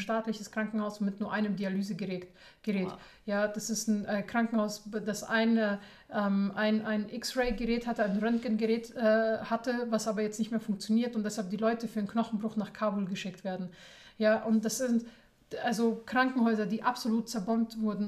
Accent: Germany; wir sind als deutsche Hilfsorganisation, als deutsche Frauen, also ganz groß geschrieben als Deutsche und Frauen

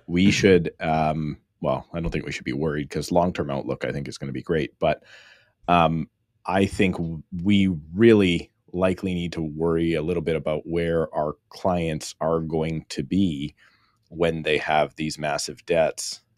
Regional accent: Surrey, British Columbia, Canada; I am born and raised in Surrey, B C, which is about thirty minutes outside of Vancouver

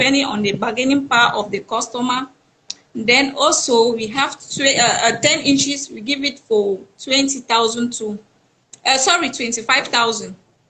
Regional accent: Bafut, Northwest Region, Cameroon; now in Douala, Cameroon; from Northwest region, precisely from Bafut.

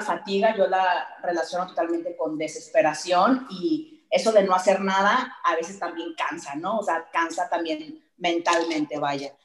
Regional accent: Sonora, Mexico; moved away; yo soy de Sonora

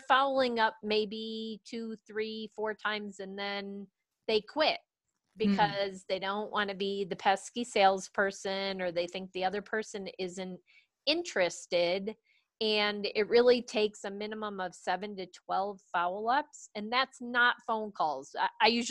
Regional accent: East Coast, United States; now in Colorado Springs, United States; I grew up on the East Coast

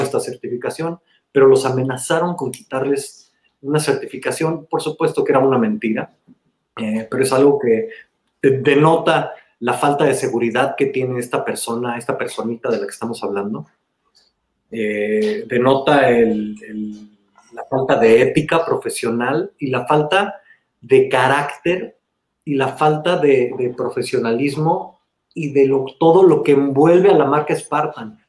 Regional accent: Mexico; somos cuatro mexicanos dirigiendo este Hurricane Hit

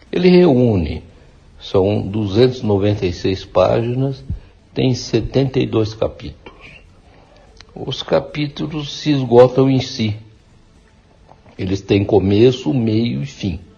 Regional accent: Mogi das Cruzes, São Paulo, Brazil; Eu, por acaso, nasci em São Paulo e fui criado em Mogi, aqui vivi até o meu casamento, com 24 anos, em 1971. Então me mudei para São Paulo e lá eu criei os três filhos.

